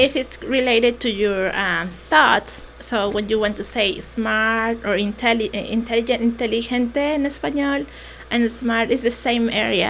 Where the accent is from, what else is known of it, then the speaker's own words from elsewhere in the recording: Toluca, State of Mexico, Mexico; first language Mexican Sign Language; English is a second language; now in Hammonton, United States; I was born in Toluca, Me- uh, Mexico.